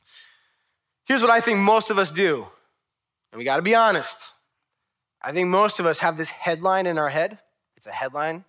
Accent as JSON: {"language": "English", "area": "Long Island", "region": "New York", "country": "United States", "said": "I'm from Long Island"}